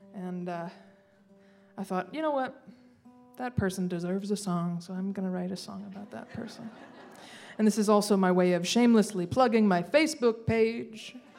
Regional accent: Charles Town, West Virginia, United States; also born or lived in Shepherdstown, West Virginia; from Charlestown, uh, not to be confused with the capital, Charleston.

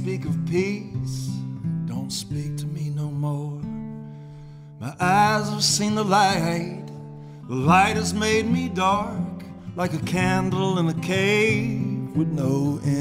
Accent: Brewton, Alabama, United States; moved away as an adult; also born or lived in New Orleans, Louisiana / Tennessee; now in Fairhope, United States; I grew up in Brewton, Alabama

